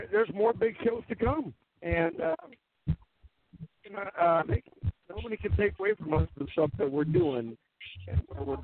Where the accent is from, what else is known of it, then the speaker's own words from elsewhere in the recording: North Dakota, United States; Fireworks are illegal here in North Dakota, so, or part of my hometown